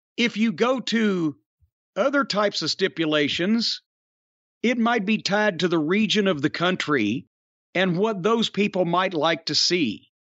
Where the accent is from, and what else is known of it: Louisville, Kentucky, United States; born or raised there